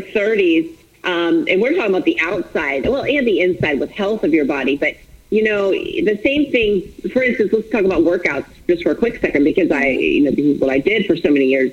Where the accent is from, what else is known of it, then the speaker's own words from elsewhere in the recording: Florida, United States; also born or lived in Minnesota; I'm born and raised in Florida. I live in Florida now